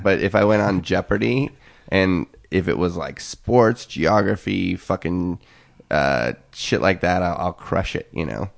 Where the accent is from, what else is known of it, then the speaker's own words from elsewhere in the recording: Eastern Washington, United States; also born or lived in Seattle; now in Los Angeles, United States; growing up in Eastern Washington